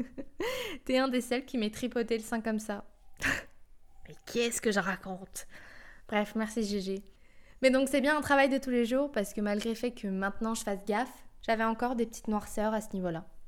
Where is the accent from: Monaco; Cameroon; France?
France; je suis française